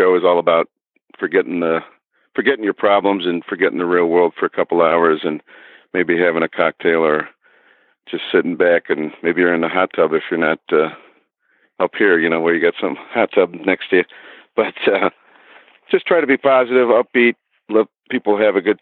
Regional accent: Parma, Ohio, United States; I was born probably a mile or so from where I'm sitting right now, Parma, Ohio, and that's a suburb of Cleveland

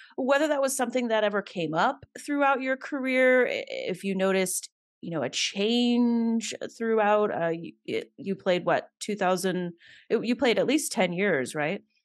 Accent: Alabama, United States; I grew up in Alabama

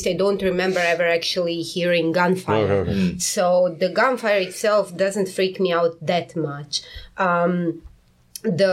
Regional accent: Karlovac, Karlovac County, Croatia; moved away as an adult; now in South Korea; some hour out of Karlovac, my hometown

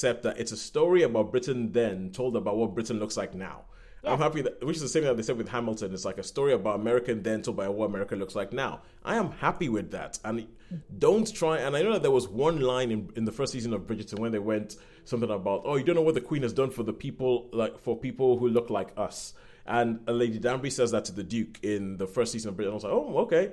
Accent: Nigeria; now in United Kingdom; I guess technically speaking I'm British, but I'm Nigerian. So technically speaking, I'm British

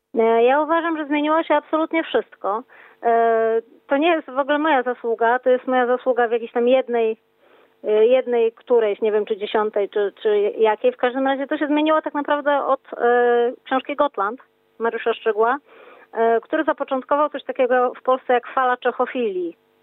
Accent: Wrocław, Lower Silesian Voivodeship, Poland; jestem z Wrocławia

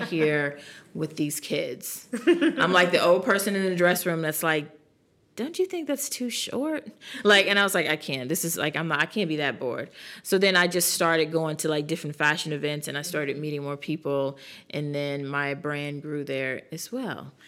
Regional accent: New York, United States; moved away as an adult; now in South Carolina, United States; we're from New York

